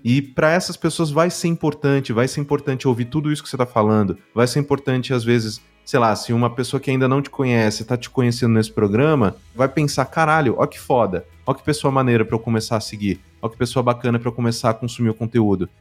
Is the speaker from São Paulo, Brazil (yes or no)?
yes; São Paulo, Brazil; por mais que tenha vindo da ZL também, eu vim da Vila Prudente